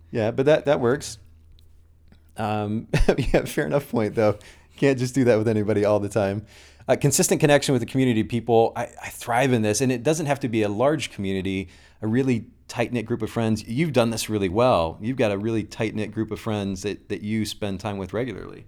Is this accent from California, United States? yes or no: no; Kokomo, Indiana, United States; I'm originally from Kokomo, Indiana.